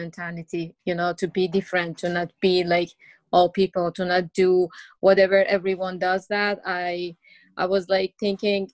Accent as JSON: {"language": "English", "country": "Iran", "tie": "born or raised there", "second_language": "English", "moved": "yes", "said": "I grew up in an open-minded family, and my mom was a teacher"}